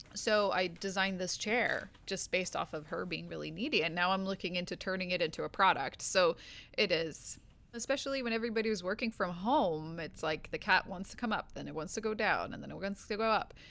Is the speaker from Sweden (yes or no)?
yes; Sweden; now in Los Angeles, United States; I'm from Sweden, but I live in Los Angeles